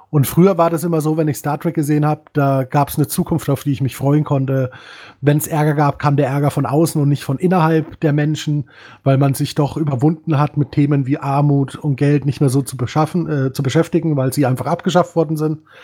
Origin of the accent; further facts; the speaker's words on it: Bavaria, Germany; Ich bin auch ein Bayer. Gebürtig.